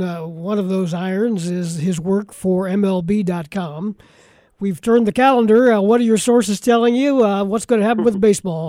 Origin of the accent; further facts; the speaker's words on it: Ohio, United States; moved away; And, of course, I was born and raised in Ohio.